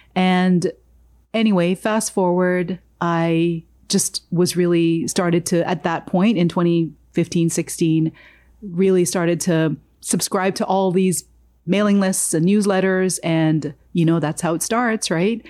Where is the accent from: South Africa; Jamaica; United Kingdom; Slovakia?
Jamaica; moved away; I was born in Jamaica.